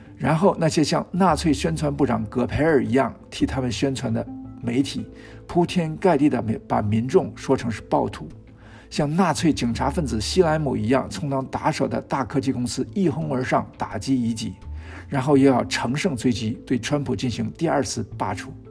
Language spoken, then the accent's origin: Chinese; China; 从我们中国人的角度看